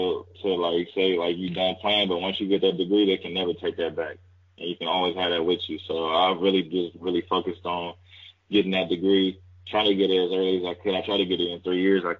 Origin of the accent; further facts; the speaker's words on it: Fresno, California, United States; moved away as an adult; I'm a kid from Fresno